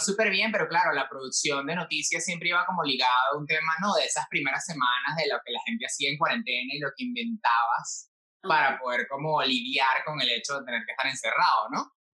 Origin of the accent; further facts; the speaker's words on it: Venezuela; moved away as an adult; now in Spain; yo me fui de Venezuela